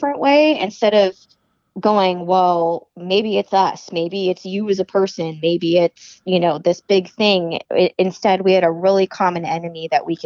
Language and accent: English; Arizona, United States; I grew up in Arizona.